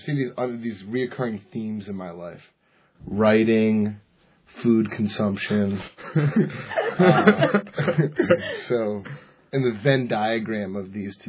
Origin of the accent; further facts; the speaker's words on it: Bethesda, Maryland, United States; moved away; I'm originally from Bethesda, Maryland.